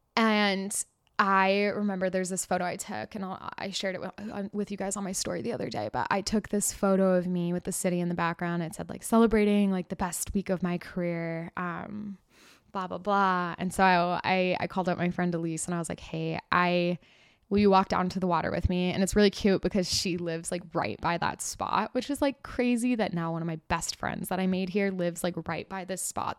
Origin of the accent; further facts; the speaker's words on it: California, United States; I grew up in California